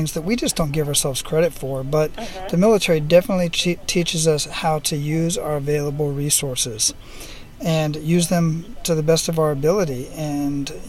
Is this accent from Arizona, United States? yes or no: yes; Phoenix, Arizona, United States; because I'm from Phoenix